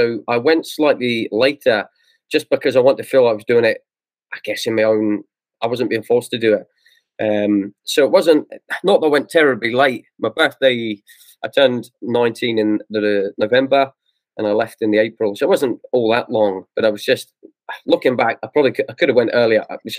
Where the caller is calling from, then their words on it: Dundee, Scotland, United Kingdom; So I'm in Dundee, Scotland.